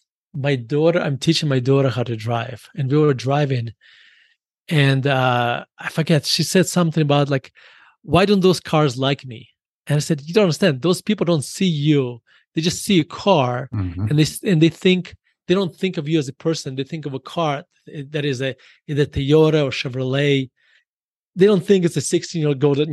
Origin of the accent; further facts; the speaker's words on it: Russia; now in United States; me being growing up in Russia